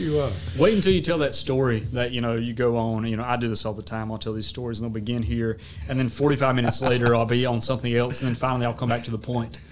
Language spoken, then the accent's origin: English; the South, United States; accent: Southern; how Southerners understand ourselves